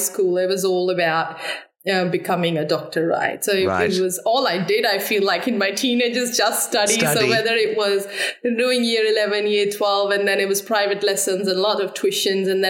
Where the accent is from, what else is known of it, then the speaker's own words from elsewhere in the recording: Amritsar, Punjab, India; moved away as an adult; also born or lived in Delhi; I've grown up in northern part of India, Punjab, Amritsar